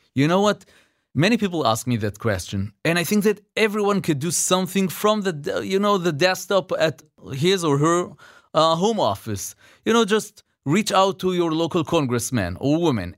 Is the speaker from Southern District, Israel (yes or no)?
no; Jerusalem, Jerusalem District, Israel; I'm from Jerusalem